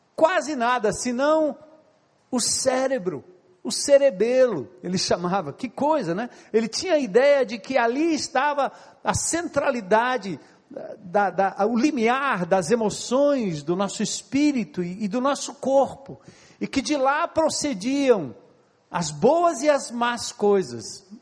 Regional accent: São Paulo, Brazil; moved away; also born or lived in Ceará; eu nasci e me criei em São Paulo

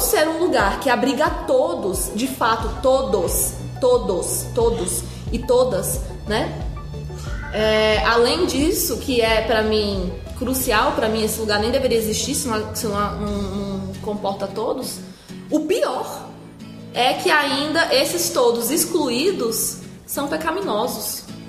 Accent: Brazil; eu sou brasileira e carrego tudo isso junto comigo

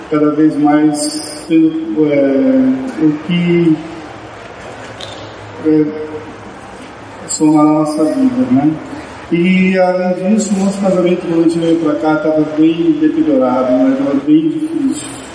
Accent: São Paulo, Brazil; moved away as an adult; now in Fortaleza, Brazil; nós somos paulistas, pelo menos de MRG, já de coração cearenses. Estamos aqui há 10 anos, eu fui convidado por uma empresa química de Maracanã para vir trabalhar aqui.

